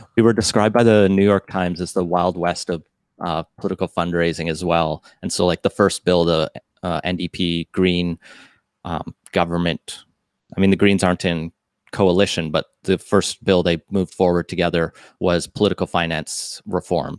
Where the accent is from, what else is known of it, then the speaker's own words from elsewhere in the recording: Alberta, Canada; moved away as an adult; also born or lived in Metro Vancouver / England; now in Vancouver, Canada; I grew up in Alberta, and I moved here in two thousand nine